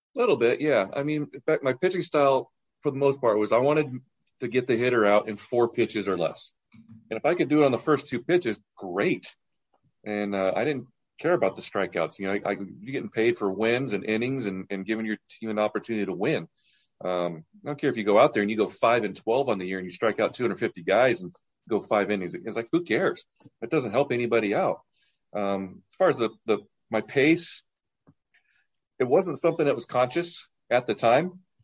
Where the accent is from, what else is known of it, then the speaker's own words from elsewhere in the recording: Orange County, California, United States; I'm from Orange County